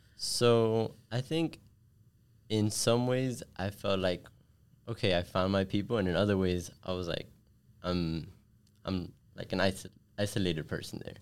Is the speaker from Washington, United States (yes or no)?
no; Miami, Florida, United States; I was born and raised here in Miami